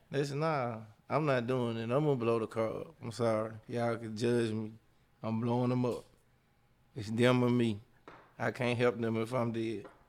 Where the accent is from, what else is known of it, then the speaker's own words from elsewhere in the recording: Jackson, Mississippi, United States; now in Atlanta, United States; I'm a import plant. I'm from Jackson, Mississippi, but, you know, I've been here forever and a day. Forever I live in Atlanta